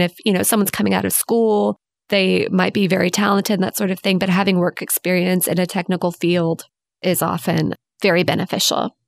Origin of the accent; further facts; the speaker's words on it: Houston, Texas, United States; growing up in Houston